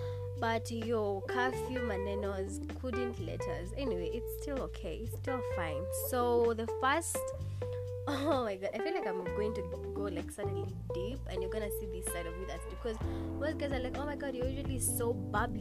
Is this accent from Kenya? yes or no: yes; Kenya; if you've been born and raised in Kenya